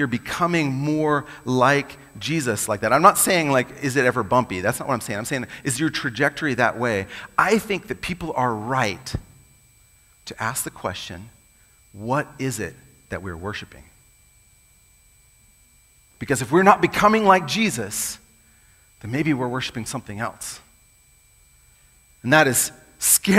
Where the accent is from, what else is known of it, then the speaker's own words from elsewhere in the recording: United States; I'm American too